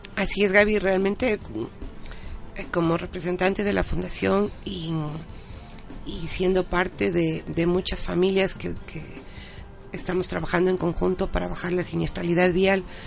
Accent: Ecuador; nosotros como ciudadanos ecuatorianos

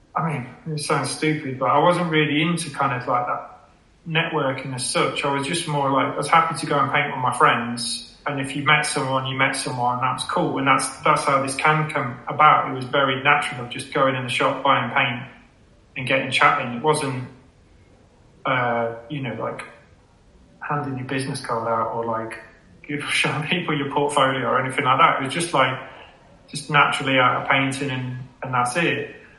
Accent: Leicester, East Midlands, United Kingdom; now in Sheffield, United Kingdom; before Sheffield, I, I grew up in Leicester

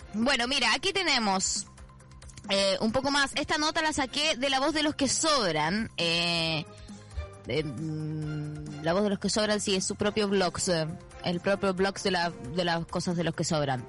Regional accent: Chile; now in Argentina; Yo soy de Chile

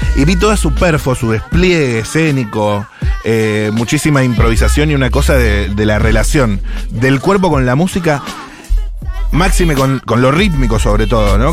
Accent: Argentina; como argentino

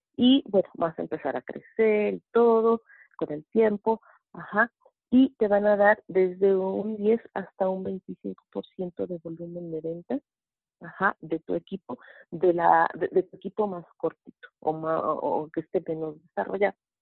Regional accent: Mexico City, Mexico; soy de la Ciudad de México

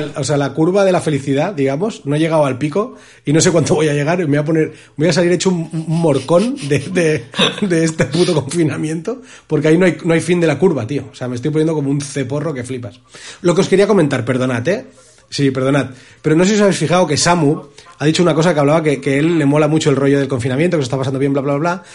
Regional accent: Spain; llegamos los españoles

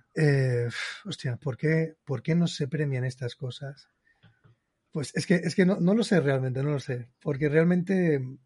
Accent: Barcelona, Catalonia, Spain; He nacido en Barcelona, vivo en Barcelona, pues soy del Barça

